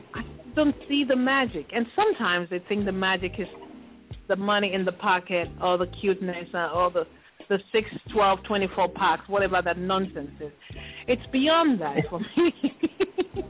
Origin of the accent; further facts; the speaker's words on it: Nigeria; I'm a Nigerian